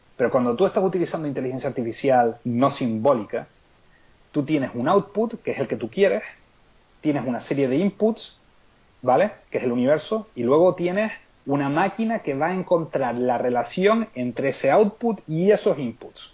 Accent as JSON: {"language": "Spanish", "area": "Lanzarote", "region": "Canary Islands", "country": "Spain", "also_born_or_lived": "Seville", "said": "yo soy de Lanzarote, pero yo nací en Sevilla."}